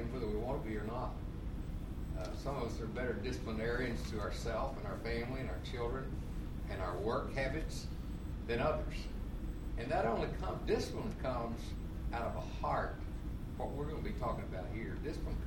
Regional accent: Oklahoma, United States; moved away; I grew up in Oklahoma

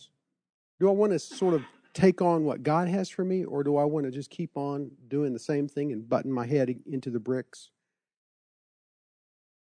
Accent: Texas, United States; being the good old Texan that I am

